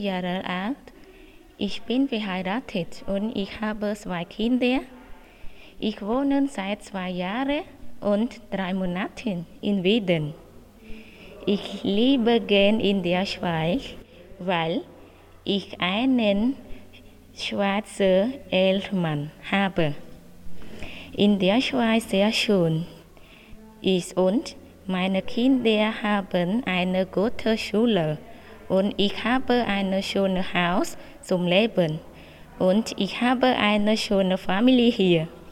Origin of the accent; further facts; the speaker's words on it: Cambodia; German is a second language; now in Widen, Switzerland; ich komme aus Kambodscha